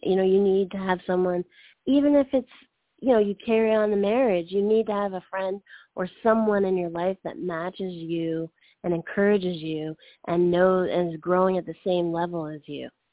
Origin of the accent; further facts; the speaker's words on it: Canada; moved away; I'm from Canada